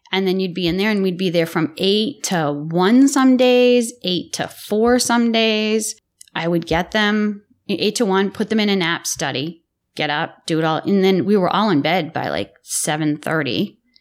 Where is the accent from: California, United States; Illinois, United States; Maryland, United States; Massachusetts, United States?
Massachusetts, United States; Lowell; also born or lived in Billerica, Massachusetts; So I hail from Billerica, Massachusetts until I was eleven. And then my father, against his brother-in-law's wishes, moved my family to Lowell